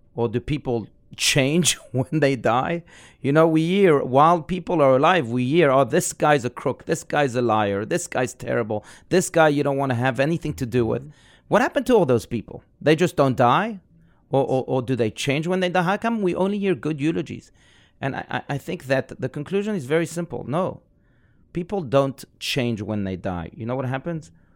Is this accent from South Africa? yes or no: yes; South Africa; I was raised in South Africa.